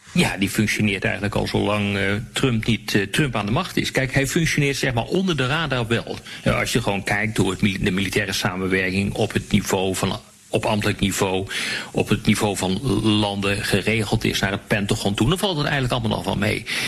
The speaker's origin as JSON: {"language": "Dutch", "country": "Netherlands", "said": "als Nederlanders, als Europeanen"}